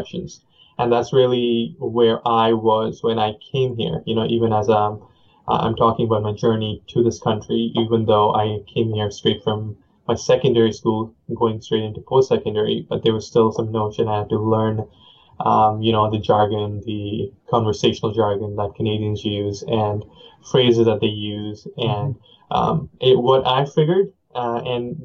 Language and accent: English; Chandigarh, India; first language Punjabi and Hindi; English is a second language; moved away; the city that I was brought up in, I was born in the city of Chandigarh